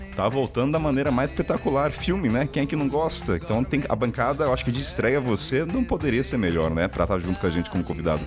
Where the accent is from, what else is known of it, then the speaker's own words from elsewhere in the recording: Taubaté, São Paulo, Brazil; eu sou de Taubaté, né? Estado de São Paulo